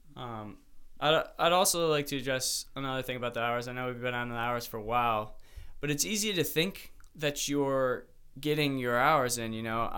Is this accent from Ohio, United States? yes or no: yes; Mentor, Ohio, United States; also born or lived in Michigan; I'm from the same place as Sam